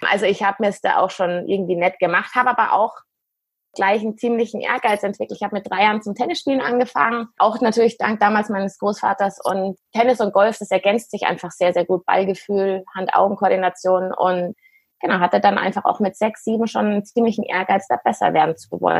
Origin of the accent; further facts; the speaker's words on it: Munich, Bavaria, Germany; ich bin 39 Jahre alt, komm, bin ein echtes Münchner Kindl, mit beiden Eltern auch ursprünglich aus München, was ganz selten ist eigentlich.